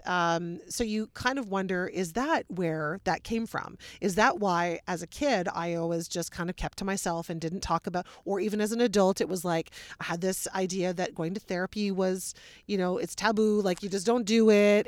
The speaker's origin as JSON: {"language": "English", "town": "Wellesley", "region": "Ontario", "country": "Canada", "said": "I'm from Wellesley"}